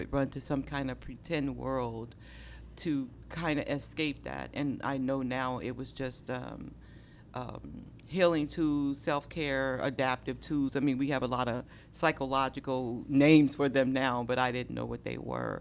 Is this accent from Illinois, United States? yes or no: yes; Chicago, Illinois, United States; moved away as an adult; also born or lived in Indianapolis, Indiana / Washington, D.C.; my mother, after being severely beaten by my stepfather, moved us to Chicago